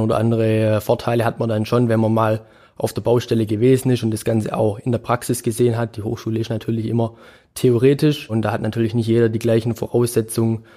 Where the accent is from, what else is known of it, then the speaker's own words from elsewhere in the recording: Germany; bei uns in Deutschland